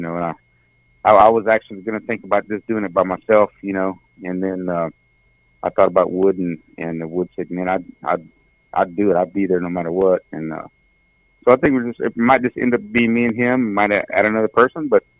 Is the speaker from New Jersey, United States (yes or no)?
no; Texas, United States; growing up in Texas